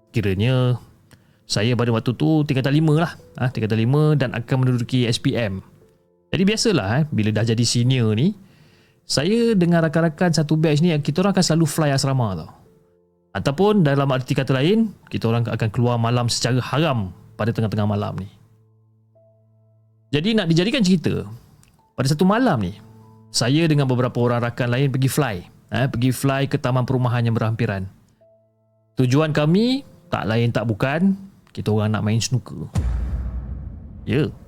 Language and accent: Malay; Seremban, Negeri Sembilan, Malaysia; dan saya berasal daripada Negeri Sembilan. Okey, daripada Sekemban, Negeri Sembilan.